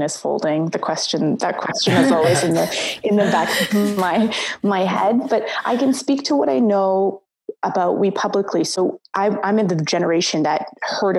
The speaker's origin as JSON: {"language": "English", "region": "West Coast", "country": "Canada", "tie": "born or raised there", "also_born_or_lived": "Somalia", "moved": "as an adult", "lives_now": "Toronto, Canada", "said": "I grew up on the West Coast. My family is originally from Somalia, and I came here when I was quite young. I moved to Toronto maybe only about 7 or 8 years ago"}